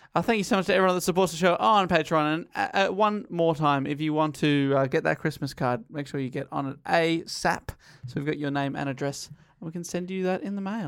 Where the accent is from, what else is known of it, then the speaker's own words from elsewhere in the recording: Eltham, Victoria, Australia; one of the first houses near where I grew up in Eltham.